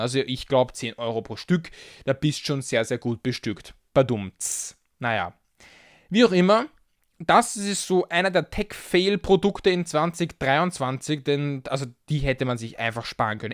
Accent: Austria; als Österreicher

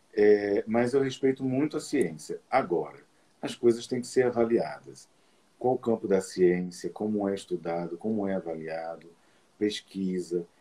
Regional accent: Olinda, Pernambuco, Brazil; eu, eu, nasci em Olinda

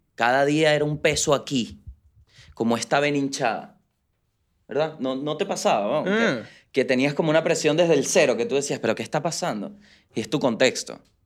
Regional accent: Venezuela; moved away; nosotros como venezolanos

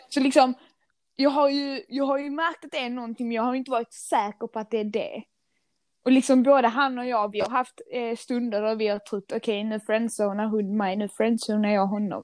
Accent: Skåne, Sweden; accent: Scanian; jag är stolt skåning, som ni kanske hör på min eh, dialekt

